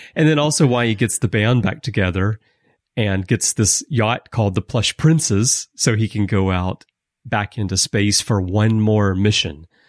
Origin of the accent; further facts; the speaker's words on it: United States; we're American